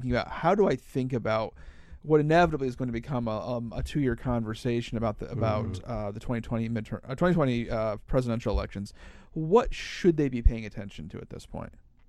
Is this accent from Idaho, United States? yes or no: no; Pioneer, Ohio, United States; moved away; Pioneer is a small town in the very northwest corner of Ohio. It's where I grew up. And it's about a mile from Michigan and about 10 miles from Indiana. It's right in the corner.